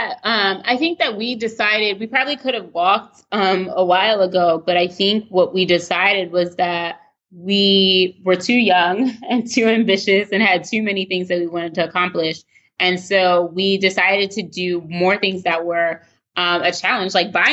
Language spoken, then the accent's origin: English; Baltimore, Maryland, United States; So we moved closer to family, close originally from Baltimore, from Pennsylvania.